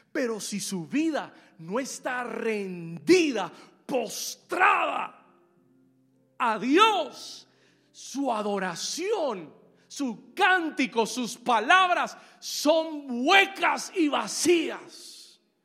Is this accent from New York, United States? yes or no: yes; New York, United States; now in Miami, United States; yo me crié en Nueva York. I was raised in New York.